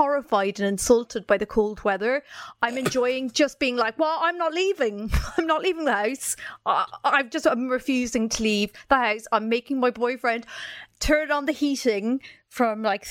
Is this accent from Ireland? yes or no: yes; Ireland; I come from Ireland